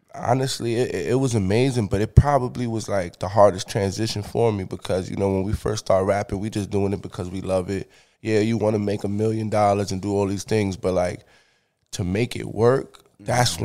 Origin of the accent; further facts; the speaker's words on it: New York City, New York, United States; I'm from the Bronx, New York